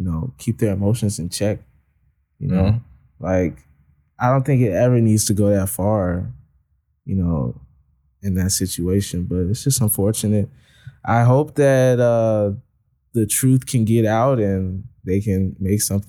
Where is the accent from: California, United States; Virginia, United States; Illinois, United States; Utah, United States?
Illinois, United States; Chicago; in Chicago